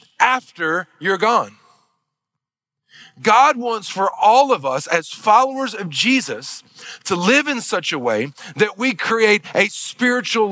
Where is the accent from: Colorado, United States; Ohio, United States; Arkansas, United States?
Arkansas, United States; Northeast; moved away; also born or lived in Missouri; I grew up in Arkansas, in Northeast Arkansas. I grew up back in the backwoods country